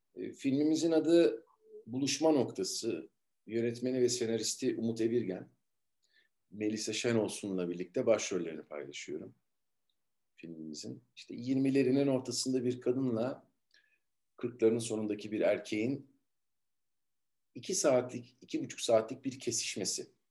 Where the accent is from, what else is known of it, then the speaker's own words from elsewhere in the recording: İzmir, Turkey; siz muhtemelen benim İzmirli olduğumu biliyordunuz